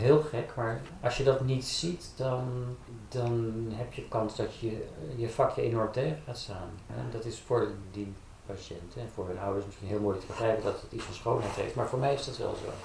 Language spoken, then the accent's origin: Dutch; Haarlem, North Holland, Netherlands; ik kom oorspronkelijk uit Haarlem. Daar ben ik opgegroeid.